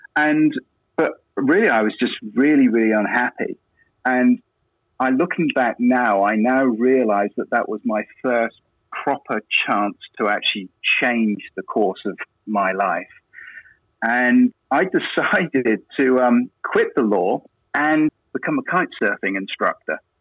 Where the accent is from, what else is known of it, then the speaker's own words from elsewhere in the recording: England, United Kingdom; moved away as an adult; also born or lived in Dominican Republic; now in Quebec, Canada; I'm from England, UK